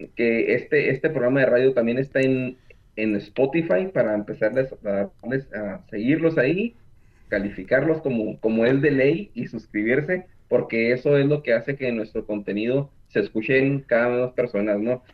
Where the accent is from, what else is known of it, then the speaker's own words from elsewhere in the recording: Mexico; moved away as an adult; now in Houston, United States; yo soy mexicano